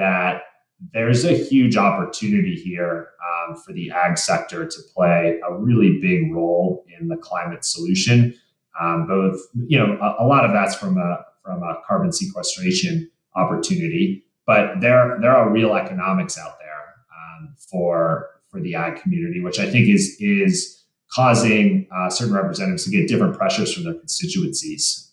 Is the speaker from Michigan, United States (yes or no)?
yes; Michigan, United States; now in Colorado, United States; I grew up in Michigan as well